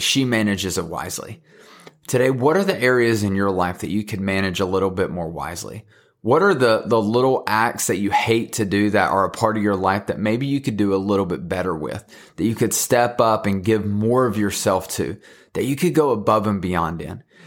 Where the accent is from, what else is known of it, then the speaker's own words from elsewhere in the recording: Thomasville, North Carolina, United States; I'm from Thomasville, North Carolina